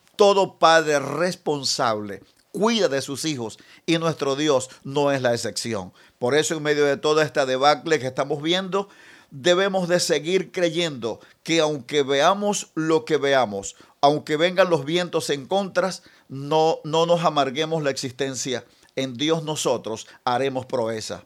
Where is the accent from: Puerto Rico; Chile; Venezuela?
Venezuela; estamos viviendo como, como venezolanos